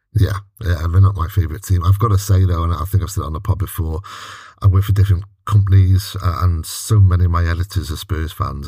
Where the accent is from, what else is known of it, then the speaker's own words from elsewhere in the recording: Wales, United Kingdom; as a Welshman